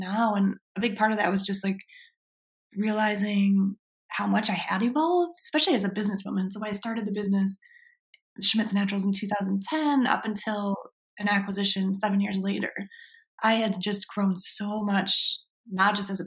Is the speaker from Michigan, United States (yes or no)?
yes; Michigan, United States; now in Portland, United States; I grew up in Michigan, and that's just been, you know, being a Midwestern girl